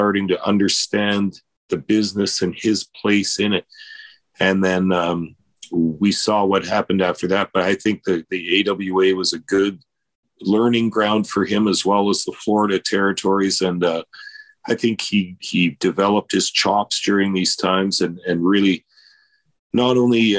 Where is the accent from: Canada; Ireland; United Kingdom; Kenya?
Canada